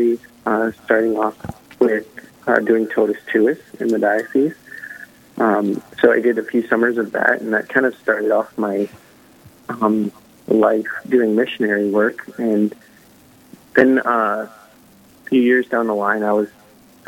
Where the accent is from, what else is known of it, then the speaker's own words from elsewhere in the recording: Sioux Falls, South Dakota, United States; I was born and raised in Sioux Falls, South Dakota. So homebred here.